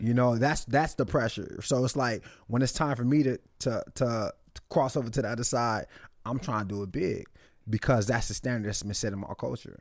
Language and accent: English; Nigeria; I'm Nigerian